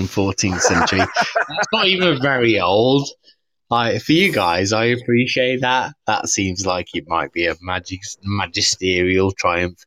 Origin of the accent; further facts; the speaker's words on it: Shetland, Scotland, United Kingdom; also born or lived in Dorset, England; I was born in Shetland, which is an island near Norway, but it kind of belongs to Scotland. But I'm also half Greek as well.